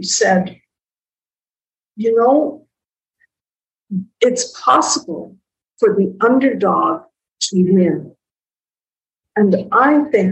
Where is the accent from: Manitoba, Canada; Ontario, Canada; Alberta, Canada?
Alberta, Canada; Calgary; I'm from Calgary